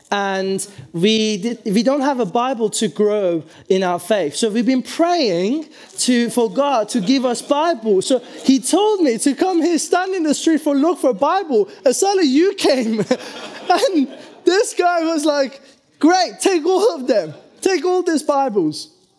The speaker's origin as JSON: {"language": "English", "country": "Iran", "tie": "born there", "said": "Many years ago, this is before I was born in Iran, I was told this story"}